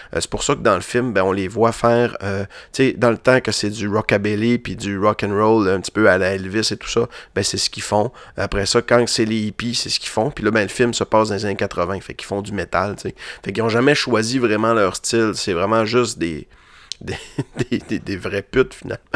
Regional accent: Roberval, Quebec, Canada; moved away as an adult; now in Quebec City, Canada; étant ticu à Robertval

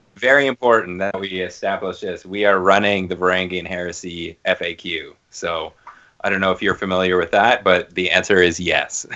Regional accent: Toronto, Ontario, Canada; moved away; I'm from Toronto, and like a bunch of my Toronto buddies that we all went to high school together

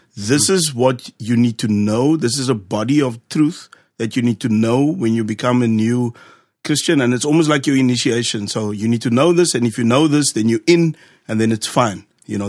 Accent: Cape Town, Western Cape, South Africa; moved away; born and raised in Cape Town, specifically Ocean View.

